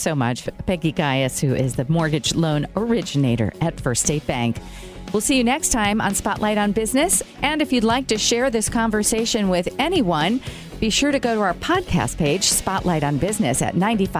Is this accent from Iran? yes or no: no; New York, United States; I'm curious because I came from New York and I've never heard of any of this before. So is this an Indiana thing?